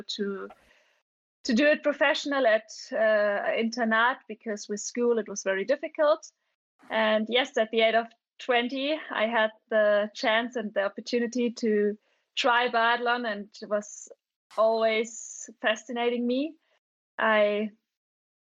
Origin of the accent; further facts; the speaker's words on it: Schliersee, Bavaria, Germany; English is a second language; I'm a biathlete from Germany. I'm living in Bavaria. I grew up in a little town with a lake. It's called Schliersee.